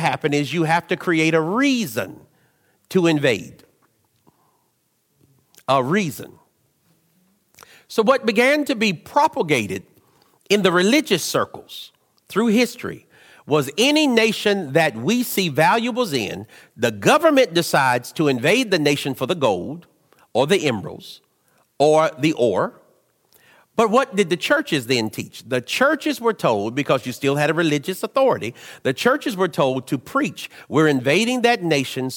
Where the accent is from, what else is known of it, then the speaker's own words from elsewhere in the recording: United States; I'm Western. I'm American. I like being American